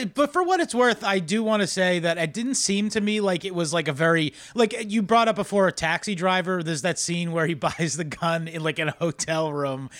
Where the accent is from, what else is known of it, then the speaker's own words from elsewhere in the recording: Massachusetts, United States; I am from Massachusetts